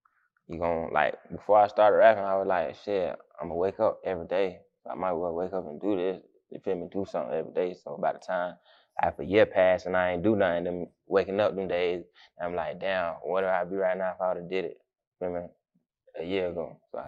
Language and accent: English; Jacksonville, Florida, United States; I'm from Southside.